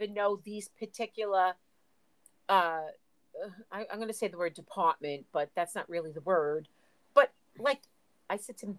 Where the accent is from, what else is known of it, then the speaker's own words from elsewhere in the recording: New York City, New York, United States; where are you from? And I said, the U.S. Right. No, I said Staten Island.